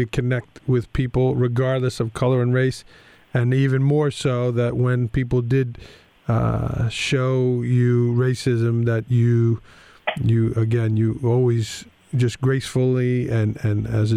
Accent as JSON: {"language": "English", "town": "New York City", "region": "New York", "country": "United States", "tie": "born or raised there", "also_born_or_lived": "Greensboro, North Carolina", "moved": "yes", "said": "I grew up in Staten Island, New York"}